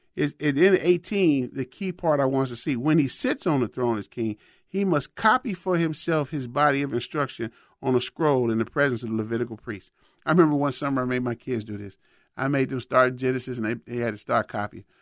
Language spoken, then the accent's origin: English; Chicago, Illinois, United States; growing up in Chicago